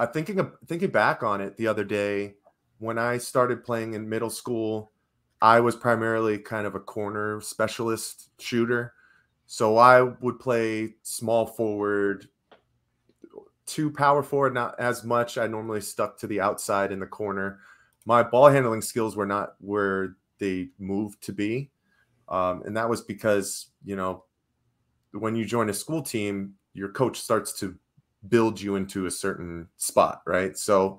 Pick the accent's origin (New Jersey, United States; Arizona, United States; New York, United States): Arizona, United States; Well, I grew up in the Valley, so the Phoenix Suns were always on in my household.